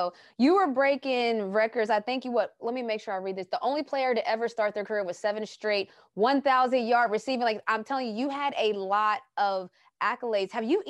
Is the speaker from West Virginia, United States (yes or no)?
yes; West Virginia, United States; moved away as an adult; I came from West Virginia, and so I'm small town, small city